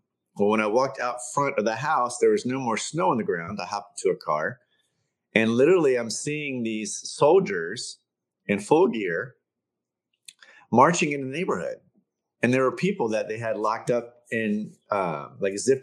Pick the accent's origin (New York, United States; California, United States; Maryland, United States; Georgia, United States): Maryland, United States; Baltimore; the house I grew up in Baltimore